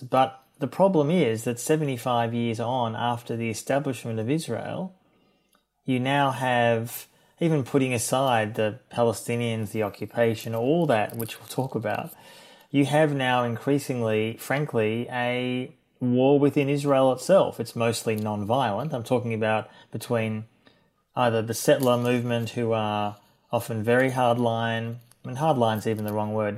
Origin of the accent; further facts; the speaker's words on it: Melbourne, Victoria, Australia; I'm from Melbourne originally and grew up in Melbourne in a liberal Jewish home